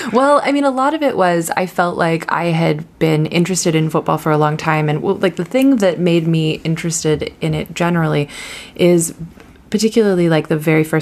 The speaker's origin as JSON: {"language": "English", "region": "Ohio", "country": "United States", "tie": "born or raised there", "lives_now": "New York, United States", "said": "I've lived in New York for about 10 years, so I'm just as old as the club is here. Um, but I grew up in Ohio in the Midwest. Um, I moved here after university"}